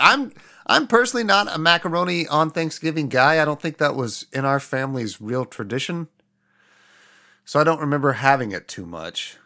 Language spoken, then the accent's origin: English; Midwest, United States; growing up in the Midwest with incredibly white family members